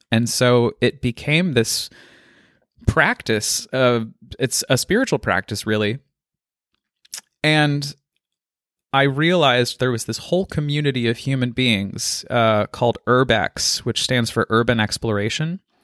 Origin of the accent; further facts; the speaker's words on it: Colorado, United States; I was born and raised in Colorado and lived in the foothills of the Rockies